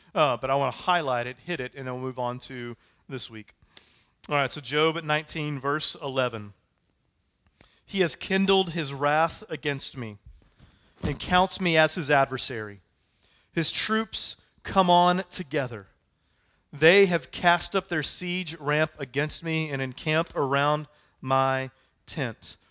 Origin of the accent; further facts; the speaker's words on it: United States; We said, "We're American."